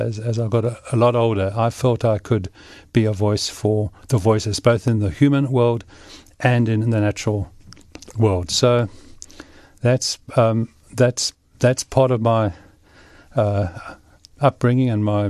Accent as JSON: {"language": "English", "town": "Cape Town", "region": "Western Cape", "country": "South Africa", "tie": "born or raised there", "said": "I grew up in Cape Town and came from a family that was fairly active. We hiked and enjoyed Table Mountain a lot."}